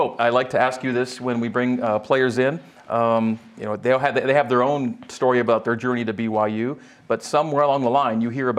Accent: Ontario, Canada; moved away; I was born in Ontario and grew up in Canada

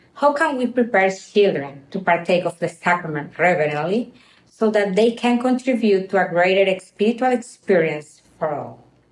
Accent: Venezuela; now in Rio de Janeiro, Brazil; I'm from Venezuela, and I currently live in Rio de Janeiro, Brazil

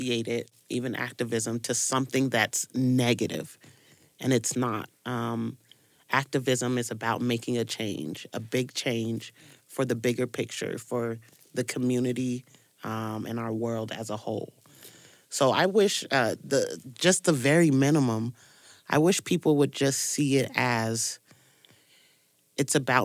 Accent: East St. Louis, Illinois, United States; moved away; I'm originally from Illinois, from East St. Louis, Illinois

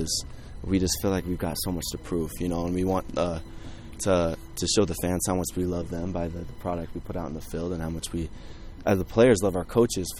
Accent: Idaho Falls, Idaho, United States; moved away; I'm from Idaho Falls, so I'm actually from the opposite side of Idaho

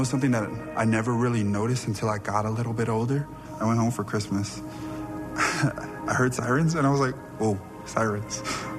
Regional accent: Compton, California, United States; moved away as an adult; now in Provo, United States; I'm from Compton, California. I was born and raised there. Both my parents immigrated from Samoa.

